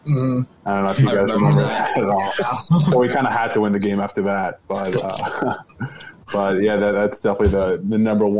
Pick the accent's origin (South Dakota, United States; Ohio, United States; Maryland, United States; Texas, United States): Maryland, United States; I'm from Maryland. College Park, where the campus is only like 25 minutes away from home. And, you know, growing up, being in Maryland around campus